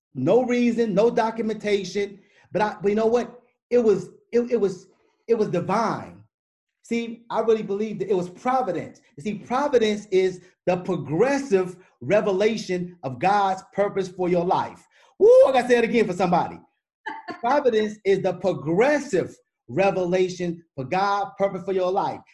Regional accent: Chicago, Illinois, United States; moved away as an adult; also born or lived in Michigan; I'm from Chicago

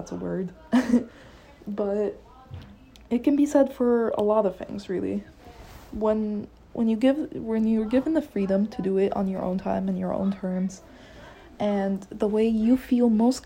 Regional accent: Egypt; moved away; I'm Egyptian, I'm from Egypt.

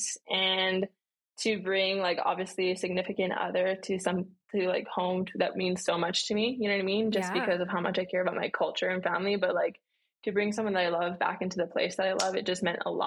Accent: Maui, Hawaii, United States; moved away as an adult; now in Arizona, United States; I'm originally from Maui, Hawaii. I've lived there my entire life. And then I moved out to like Arizona to go to school out here.

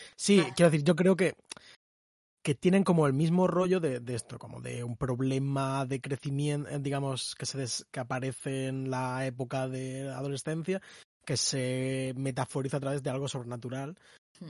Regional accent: Spain; español no estadounidense

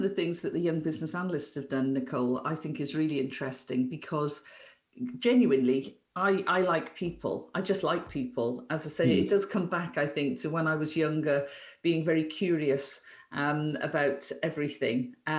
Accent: Wales, United Kingdom; I have a Welsh network because I'm Welsh.

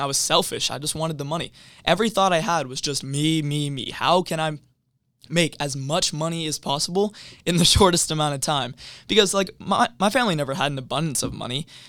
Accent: Everett, Washington, United States; I grew up in Everett, Washington

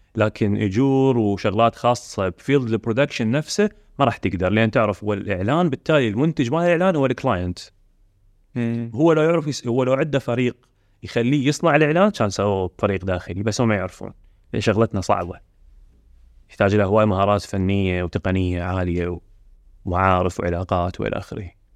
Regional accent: Iraq; عندنا بالعراق

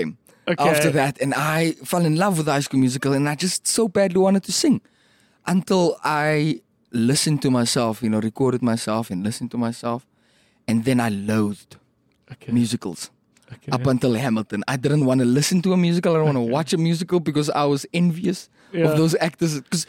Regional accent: Randfontein, Gauteng, South Africa; born or raised there

